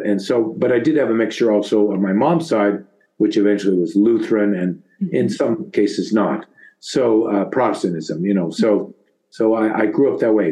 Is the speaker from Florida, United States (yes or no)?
no; St. Helena, California, United States; I was born and initially raised in St. Helena, California